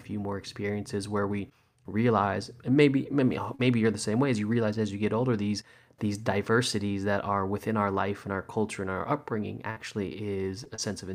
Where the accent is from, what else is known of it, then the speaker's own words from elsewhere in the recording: Los Angeles, California, United States; also born or lived in New Zealand; I was born in New Zealand. I grew up in Los Angeles. My family is Chinese by heritage